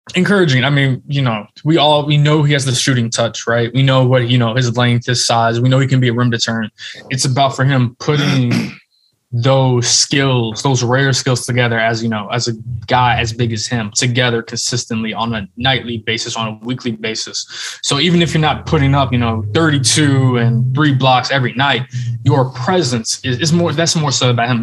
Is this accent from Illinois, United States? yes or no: yes; Chicago, Illinois, United States; I grew up in Chicago and Chicagoland area